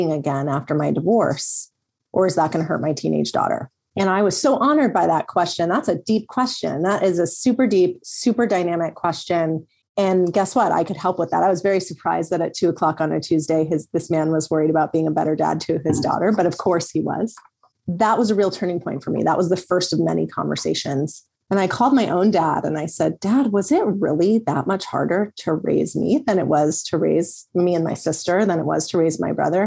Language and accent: English; Los Angeles, California, United States; I grew up in Los Angeles